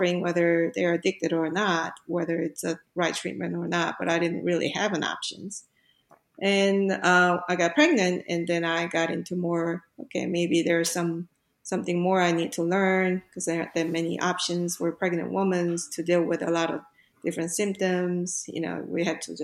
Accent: South Korea; moved away as an adult; I grew up in Korea

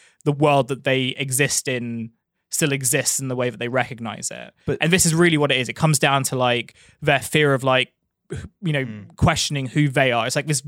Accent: London, United Kingdom; the place where I grew up in Thamesmead

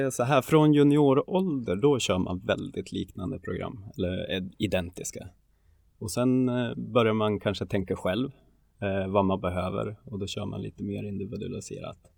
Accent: Tärnaby, Västerbotten County, Sweden; omkring, jag är uppväxt i Tärnaby, det är kulturen och det är inget konstigt att, eh, att folk tänker så eller säger så.

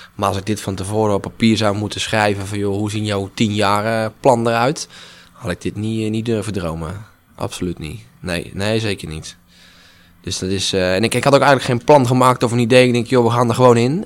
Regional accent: Asperen, Gelderland, Netherlands; Dus ik ben mee, mee verhuisd naar Asperen. Mijn, mijn geboorteplaats ook, mijn woonplaats

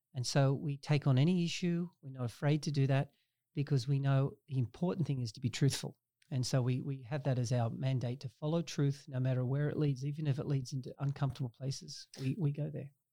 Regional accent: Australia; now in Canada; I grew up in Australia

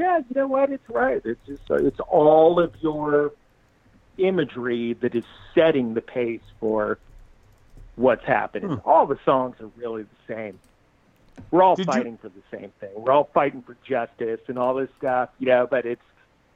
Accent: Costa Mesa, California, United States; also born or lived in Bay Area / Laguna Hills; Growing up in Costa Mesa

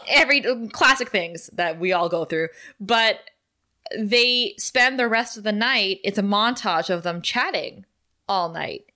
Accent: Thunder Bay, Ontario, Canada; Kara and I come from Thunder Bay

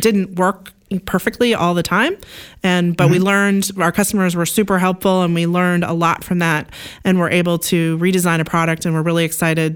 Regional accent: Oregon, United States; I actually grew up in Oregon on a Christmas tree farm.

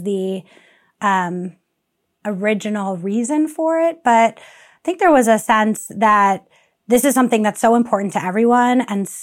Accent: New York City, New York, United States; also born or lived in Long Island, New York; I grew up in New York City in Queens, as well as Long Island, a suburb of New York City

